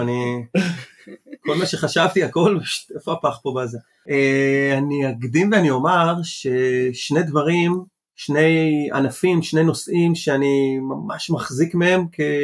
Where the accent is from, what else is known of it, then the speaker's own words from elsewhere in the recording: Nitzanim, Southern District, Israel; also born or lived in Chile; now in Holon, Israel; נולדתי בצ'ילה, דרום אמריקה, ועליתי לארץ בגיל שמונה חודשים, ישר לקיבוץ ניצנים